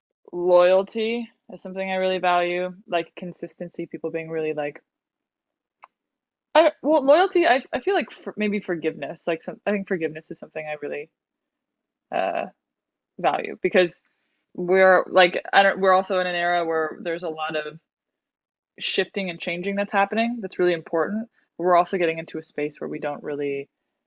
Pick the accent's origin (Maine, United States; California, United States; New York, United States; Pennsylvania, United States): California, United States; Bay Area; moved away as an adult; also born or lived in South America; now in Los Angeles, United States; I live in LA. I'm from South America, but I grew up in the Bay Area